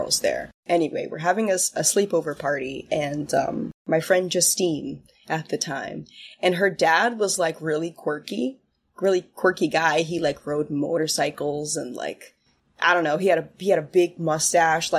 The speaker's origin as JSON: {"language": "English", "area": "Westchester County", "region": "New York", "country": "United States", "tie": "born or raised there", "also_born_or_lived": "West Village, Manhattan, New York", "said": "for grade school I moved with my parents when my sister was born to Westchester County"}